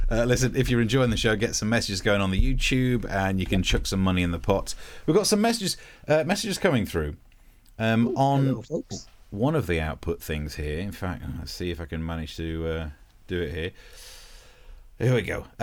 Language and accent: English; East Midlands, United Kingdom; my my original accent's not that different to Yorkshire because although I'm from Nottinghamshire, I'm from the right at the top of it, so we sound a bit Yorkshirey.